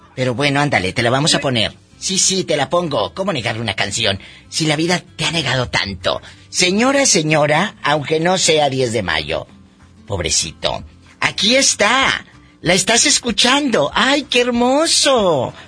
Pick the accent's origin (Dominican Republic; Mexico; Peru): Mexico; Matamoros, Tamaulipas; Así le decíamos en Matamoros, en mi tierra